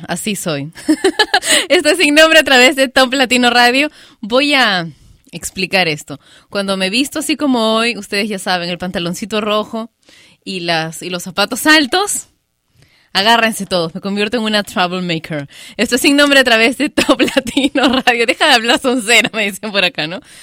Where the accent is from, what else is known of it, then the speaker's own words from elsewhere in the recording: Peru; aquí en mi país, Perú